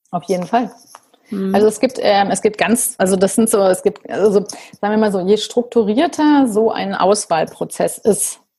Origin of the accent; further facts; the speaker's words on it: Rhineland, Germany; ich bin auch Rheinländerin